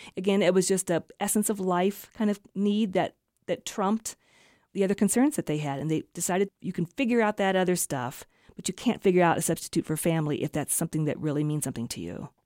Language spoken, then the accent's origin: English; Kansas City, United States; also born or lived in Wyoming; now in Iowa, United States; Those are places that I have lived or spent a lot of time growing up in Kansas City, living here in Wyoming for 20 years, and then moving to Iowa